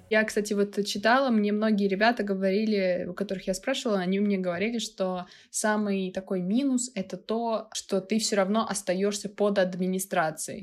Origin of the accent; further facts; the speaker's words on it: Moscow, Russia; обычный москвич, который не может приехать в общежитие, как, в принципе, человек, который остался жить в своем городе